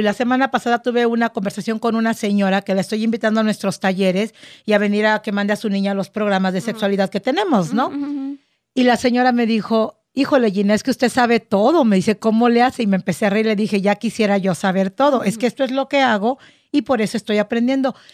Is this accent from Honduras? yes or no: no; Mexico; Soy mexicana, amo mi cultura